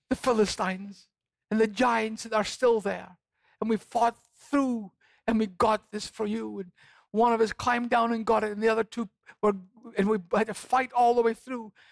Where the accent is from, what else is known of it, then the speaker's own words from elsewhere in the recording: Scotland, United Kingdom; I'm from Scotland. Mm-hmm. and there are times when I get homesick for Scotland.